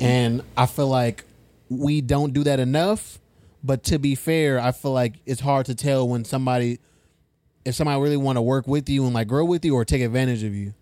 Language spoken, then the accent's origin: English; Fresno, California, United States; now in Sacramento, United States; I'm from Fresno